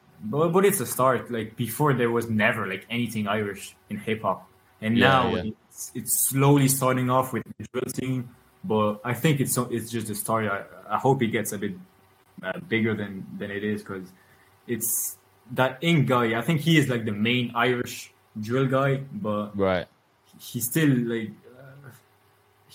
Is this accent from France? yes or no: yes; France; my father's from originally from Ireland, but my mother's French and I grew up in France, but at home we speak English, so that's how I got my English